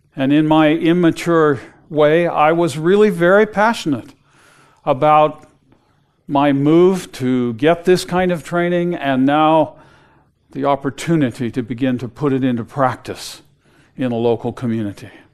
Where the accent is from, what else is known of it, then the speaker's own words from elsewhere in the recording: West Coast, United States; I grew up on the West Coast, not on the ocean.